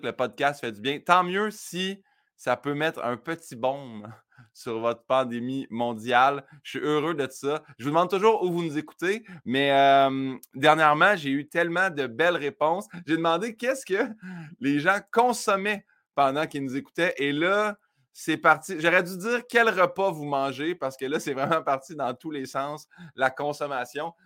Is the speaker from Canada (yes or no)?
yes; Saint-Hyacinthe, Quebec, Canada; à Saint-Hyacinthe, ma ville natale